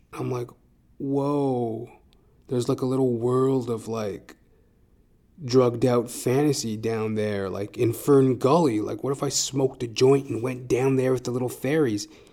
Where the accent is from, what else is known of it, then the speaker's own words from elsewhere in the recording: Edmonton, Alberta, Canada; now in Toronto, Canada; I am originally from Edmonton, Alberta, Canada